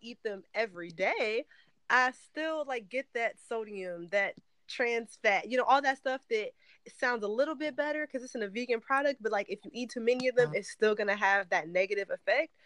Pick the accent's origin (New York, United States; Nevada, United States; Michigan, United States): Michigan, United States; Detroit; I'm actually from Detroit. Like I'm not from the suburbs around. Like I'm from the city